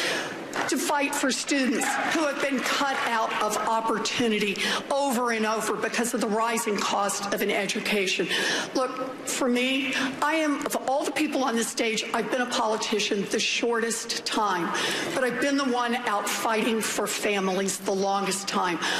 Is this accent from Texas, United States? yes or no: no; Oklahoma, United States; I grew up out in Oklahoma